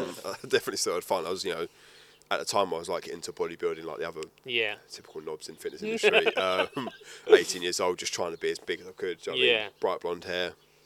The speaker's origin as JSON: {"language": "English", "region": "London", "country": "United Kingdom", "tie": "born or raised there", "said": "So I was born in Farmer Hospital in Bromley, London. Yeah. And then I lived there for 15, 16 years. And then my dad, I come from a proper standard South East London family"}